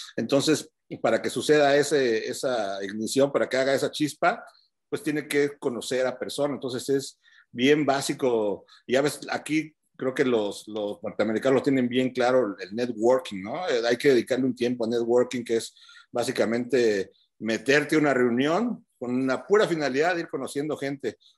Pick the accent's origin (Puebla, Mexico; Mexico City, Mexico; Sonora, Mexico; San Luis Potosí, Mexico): Mexico City, Mexico; moved away as an adult; also born or lived in Denver, United States; now in United States; yo vengo de Chilangolandia